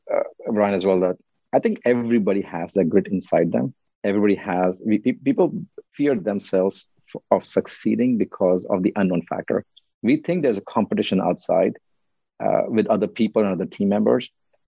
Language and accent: English; India; now in United States